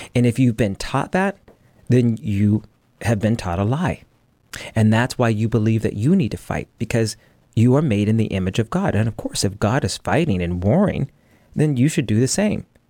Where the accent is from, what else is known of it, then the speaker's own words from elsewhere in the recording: United States; I'm an American.